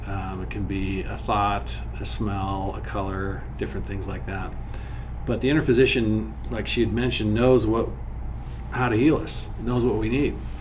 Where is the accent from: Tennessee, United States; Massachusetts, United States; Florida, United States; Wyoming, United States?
Wyoming, United States; I grew up in Wyoming